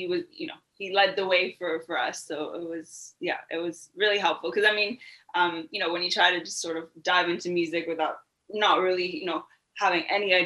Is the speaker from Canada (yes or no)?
yes; London, Ontario, Canada; moved away as an adult; also born or lived in South Africa; I grew up in London, Ontario, lived there for pretty much up until I was 18 years old.